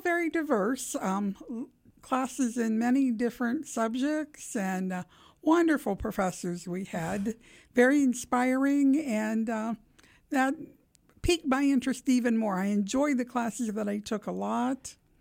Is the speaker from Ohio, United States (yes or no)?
yes; Steubenville, Ohio, United States; moved away as an adult; now in Columbus, United States; I'm originally from Steubenville, Ohio